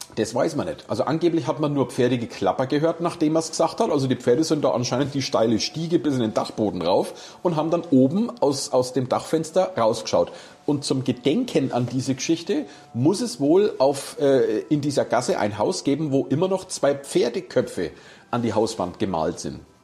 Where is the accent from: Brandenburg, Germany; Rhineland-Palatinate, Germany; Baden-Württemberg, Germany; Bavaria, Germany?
Bavaria, Germany; Nuremberg; Hier bei uns in Nürnberg